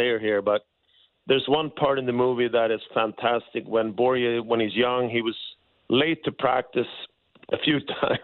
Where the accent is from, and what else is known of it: Sweden; born or raised there; moved away as an adult